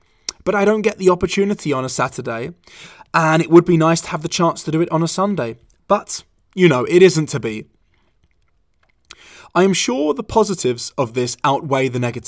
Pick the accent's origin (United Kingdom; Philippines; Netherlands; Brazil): United Kingdom; London; also born or lived in Valencia; now in Hamburg, Delaware, United States; Trust me, I was born and raised in London. I also lived in Valencia, Spain for 5 years